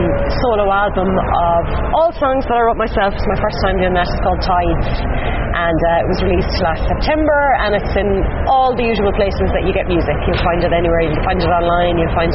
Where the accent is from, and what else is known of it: Ireland